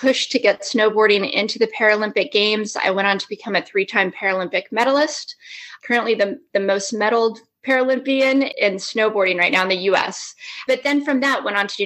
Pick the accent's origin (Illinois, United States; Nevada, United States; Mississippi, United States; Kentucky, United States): Nevada, United States; Las Vegas; I grew up in Las Vegas